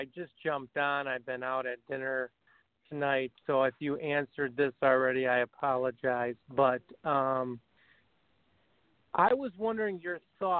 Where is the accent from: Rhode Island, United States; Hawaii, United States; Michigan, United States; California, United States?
Michigan, United States; Detroit; I'm from the Detroit area